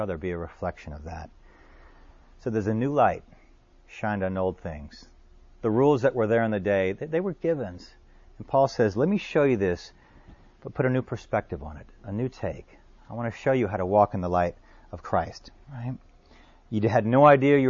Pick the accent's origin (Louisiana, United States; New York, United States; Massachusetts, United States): Louisiana, United States; New Orleans; New Orleans, my hometown